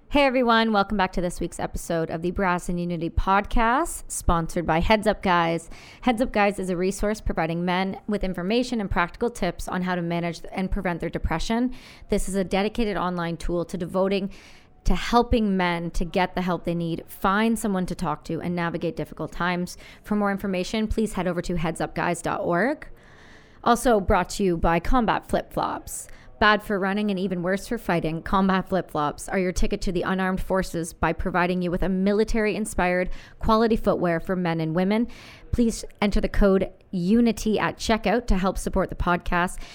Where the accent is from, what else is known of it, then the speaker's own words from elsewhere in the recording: Canada; I'm as Canadian as it gets